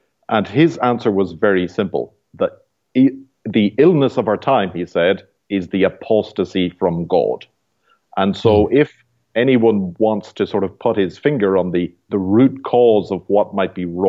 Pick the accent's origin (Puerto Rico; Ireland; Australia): Ireland; moved away as an adult; now in Canada; And I'm from Ireland originally, and I have spent 6 years in the apostolate in Europe, then 7 years in Canada so far.